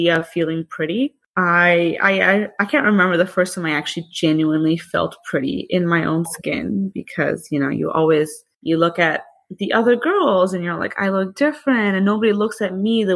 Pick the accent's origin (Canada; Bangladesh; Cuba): Bangladesh; now in Austin, United States; I'm from Bangladesh, so it's like a country right beside India. My parents were both born and raised there. I was also born there as well, along with my sister.